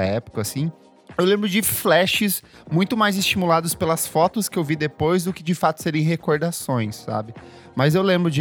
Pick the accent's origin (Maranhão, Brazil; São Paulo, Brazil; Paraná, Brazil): Paraná, Brazil; São Jorge do Oeste; eu cresci, eu nasci em São Jorge do Oeste